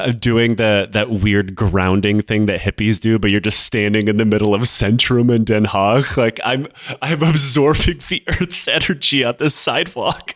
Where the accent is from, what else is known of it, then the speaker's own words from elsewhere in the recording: Michigan, United States; moved away; also born or lived in Armenia / The Hague, Netherlands; I am from Michigan